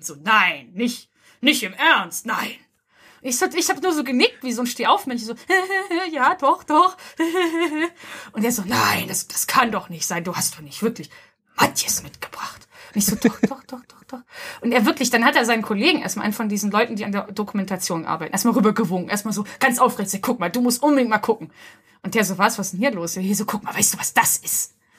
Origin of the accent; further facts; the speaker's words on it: Hamburg, Germany; dass ich aus Hamburg komme